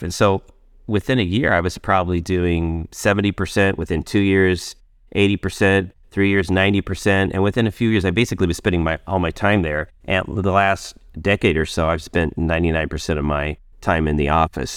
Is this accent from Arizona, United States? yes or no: yes; northeastern Arizona, United States; moved away as an adult; also born or lived in Indiana / Minneapolis / Miami; I grew up in Indiana, and age five, moved to Arizona, where I lived in northeastern Arizona, just off the Navajo Indian Reservation